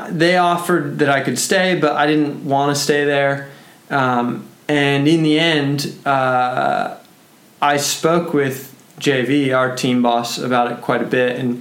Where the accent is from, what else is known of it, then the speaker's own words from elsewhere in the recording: United States; as an American rider